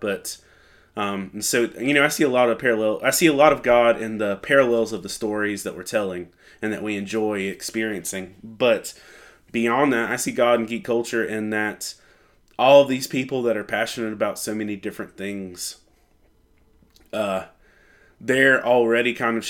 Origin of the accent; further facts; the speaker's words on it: Lumberton, North Carolina, United States; I'm from Lumberton, North Carolina. I'm almost 40, somewhere in that bracket, and I'm a pastor and pseudo-professional geek.